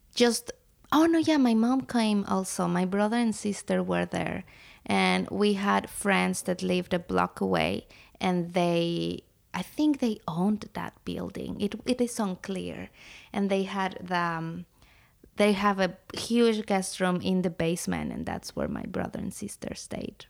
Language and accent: English; Puebla, Mexico; moved away; I'm from Mexico. I grew up in a city called Puebla